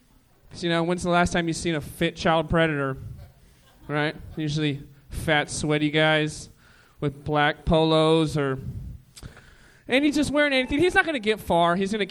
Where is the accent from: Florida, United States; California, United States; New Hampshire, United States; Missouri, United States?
California, United States; Oxnard; moved away as an adult; now in Los Angeles, United States; I'm from Oxnard, like Ventura County